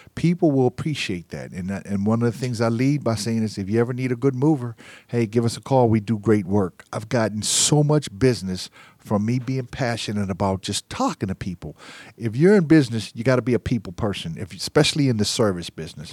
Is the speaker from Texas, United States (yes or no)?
no; Pittsburgh, Pennsylvania, United States; now in Atlanta, United States; I'm from Pittsburgh